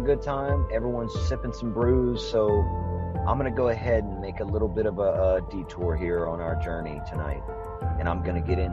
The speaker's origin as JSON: {"language": "English", "region": "Louisiana", "country": "United States", "tie": "born or raised there", "said": "We were born and raised in Louisiana"}